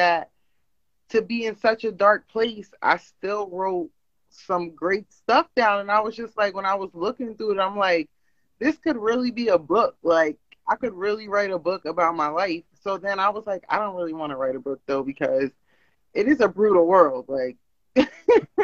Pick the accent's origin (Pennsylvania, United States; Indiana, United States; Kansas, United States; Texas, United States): Pennsylvania, United States; I'm from Pennsylvania.